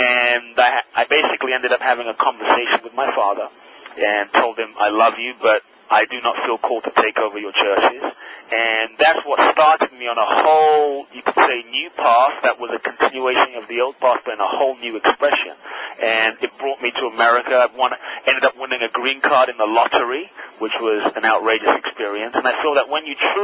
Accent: London, United Kingdom; born or raised there; also born or lived in Ghana

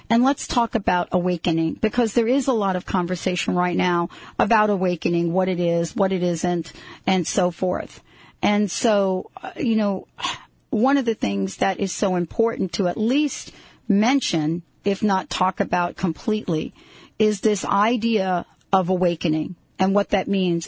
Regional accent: New York, United States; also born or lived in New Jersey; I grew up in a family, of course, in New York, but my mom was from the South.

